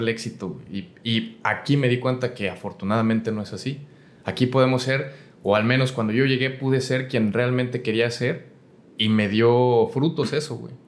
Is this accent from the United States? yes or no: no; Aguascalientes, Mexico; moved away as an adult; que soy de Aguascalientes, este, creo que mi mentalidad mientras crecía yo allá